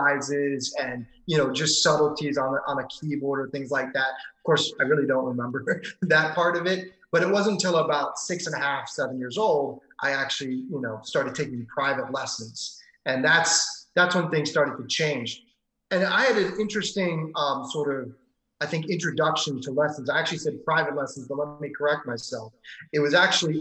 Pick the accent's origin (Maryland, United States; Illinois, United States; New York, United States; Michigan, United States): Maryland, United States; moved away as an adult; now in Los Angeles, United States; I was born and raised in Maryland